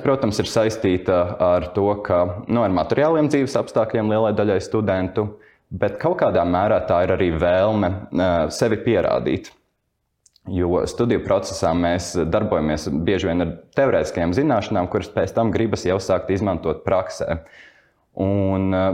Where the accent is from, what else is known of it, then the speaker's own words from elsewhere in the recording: Cēsis, Vidzeme, Latvia; moved away as an adult; now in Riga, Latvia; es dzīvoju un uzaugu Cēsīs, un tāpēc man pēc tam pārvākties uz Rīgu